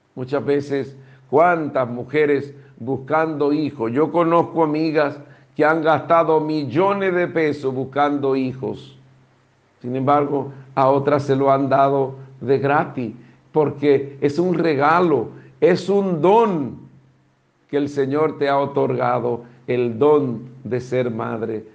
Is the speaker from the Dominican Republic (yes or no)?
yes; Dominican Republic; como dominicanos